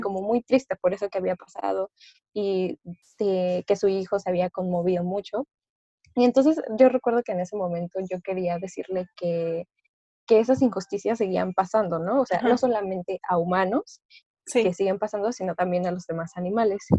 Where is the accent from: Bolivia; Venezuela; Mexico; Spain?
Mexico; Orizaba, Veracruz; moved away as an adult; now in Puebla, Mexico; yo soy de Veracruz, soy de Orizaba, Veracruz, pero actualmente estoy estudiando en Puebla.